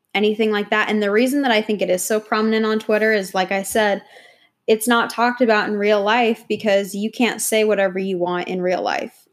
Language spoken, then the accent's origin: English; New York, United States; now in Austin, United States; I'm originally from New York